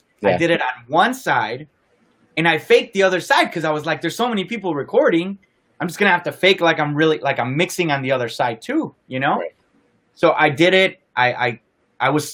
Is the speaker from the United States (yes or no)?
yes; Chicago, Illinois, United States; in my hometown, in the House of Jordan, in the United Center, where the Bulls play